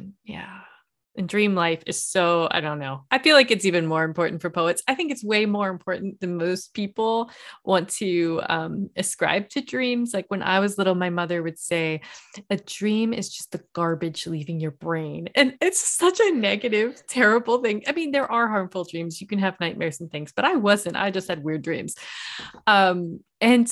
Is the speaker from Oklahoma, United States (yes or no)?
no; Virginia, United States; I grew up in Virginia